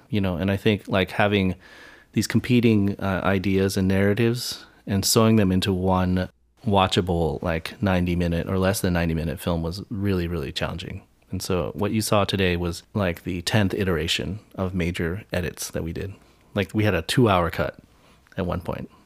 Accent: United States; Asian Americans have this bi-, duality in which we are privileged to some extent

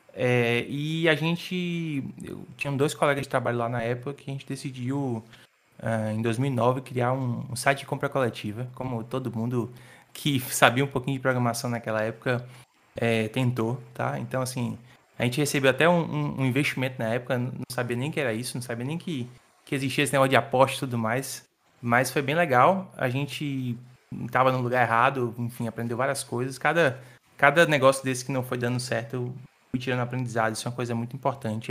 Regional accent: Salvador, Bahia, Brazil; sou de Salvador, nasci em Salvador

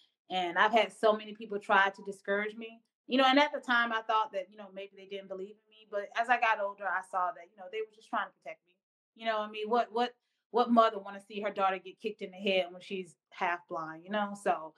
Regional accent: the South, United States; I'm from the South. And, of course, you know, the South has their ways.

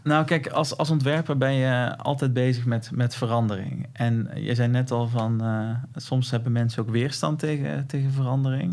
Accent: North Brabant, Netherlands; accent: Brabants; ik heb een Brabants accent

